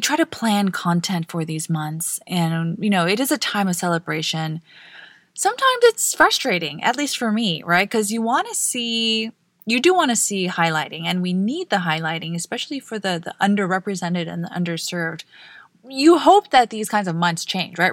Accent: Guam; I grew up on Guam

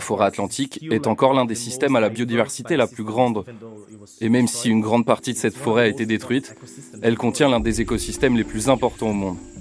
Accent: Santa Catarina, Brazil; moved away; also born or lived in Florianópolis; Même si j'ai déménagé à la campagne, à Santa Catarina, je suis né à Florianopolis et j'y ai vécu jusqu'à mes 6-7 ans.

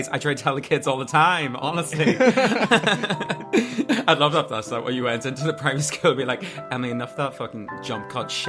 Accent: Ireland; maybe it's just my accent. I get that a lot. Do you know what I mean? I'm from North, you know, in Ireland.

